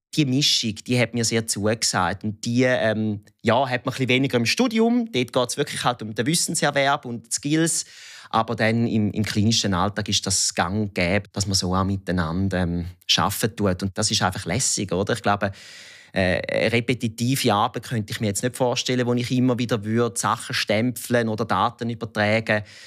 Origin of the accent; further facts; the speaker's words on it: Thurgau, Switzerland; accent: Thurgau dialect; Ich bin im Kanton Thurgau aufgewachsen